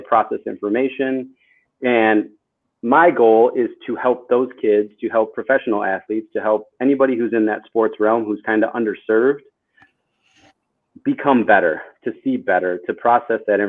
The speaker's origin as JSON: {"language": "English", "town": "Janesville", "region": "Wisconsin", "country": "United States", "tie": "born or raised there", "also_born_or_lived": "Chicago, Illinois / Milwaukee, Wisconsin", "moved": "yes", "said": "born in Chicago, raised in Wisconsin, and went to school in Wisconsin, Janesville, Wisconsin, which is like the southern"}